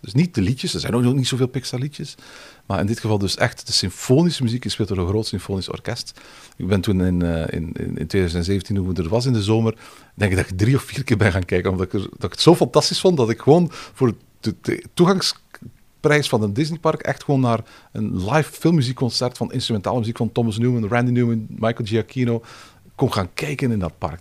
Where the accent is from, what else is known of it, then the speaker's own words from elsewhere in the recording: Belgium; now in France; als Belg